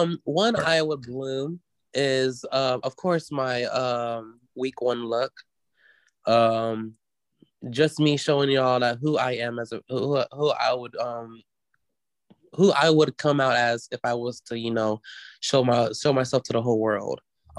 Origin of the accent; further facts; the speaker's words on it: the South, United States; you know, I'm from the South, baby.